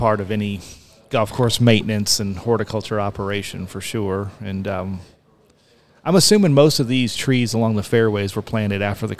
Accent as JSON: {"language": "English", "area": "Illinois and Iowa", "region": "Midwest", "country": "United States", "tie": "born or raised there", "moved": "yes", "said": "I grew up in Illinois and Iowa"}